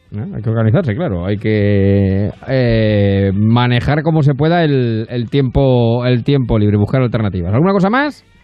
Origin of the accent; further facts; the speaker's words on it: Ciudad Real, Castilla-La Mancha, Spain; moved away; es ciudad, porque además es real, ciudad real, es mi lugar de nacimiento.